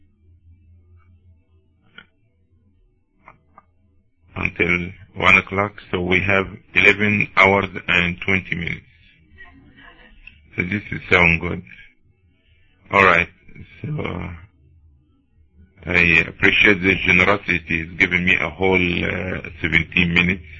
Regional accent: Cairo, Cairo Governorate, Egypt; now in United States; I'm originally from Cairo, Egypt

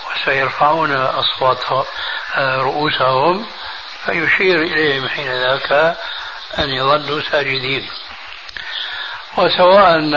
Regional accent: Syria; عندنا في سوريا

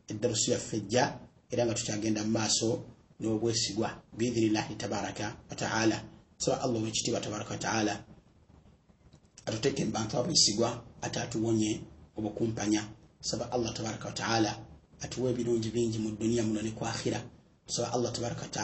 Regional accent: Central Region, Uganda; nga ndi muganda wammwe abaagala enyo ebbanga lyonna

